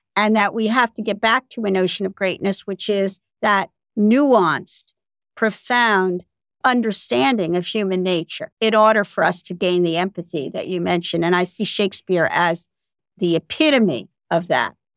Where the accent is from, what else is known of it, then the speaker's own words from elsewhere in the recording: United States; I'm still an American